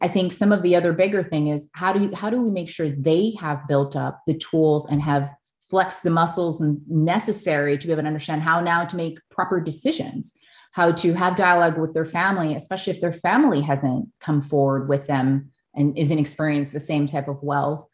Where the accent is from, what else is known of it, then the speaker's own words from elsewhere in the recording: Oahu, Hawaii, United States; I grew up on Oahu, as, as you know, in a multicultural, multiracial family